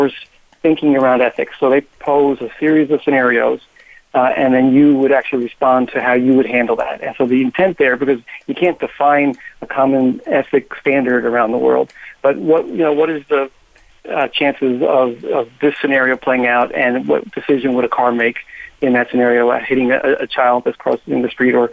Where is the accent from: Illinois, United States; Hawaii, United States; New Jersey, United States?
New Jersey, United States; I am in my home state of New Jersey today